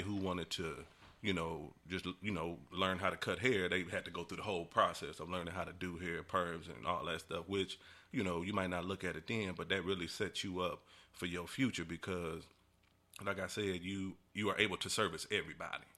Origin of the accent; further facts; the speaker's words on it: Decatur, Illinois, United States; moved away as an adult; now in Louisville, United States; born and raised in Illinois, man. Been down here in Louisville for about, hmm, going on about thirteen years.